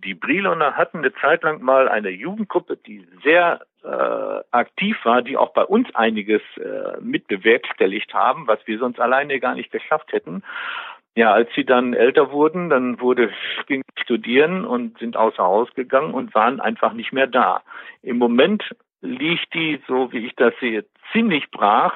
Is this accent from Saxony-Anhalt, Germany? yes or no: no; Westmünsterland, North Rhine-Westphalia, Germany; moved away as an adult; also born or lived in Bielefeld; now in Detmold, Germany; Ich bin ja eigentlich gebürtiger Westmünsterländer, komme also von der holländischen Grenze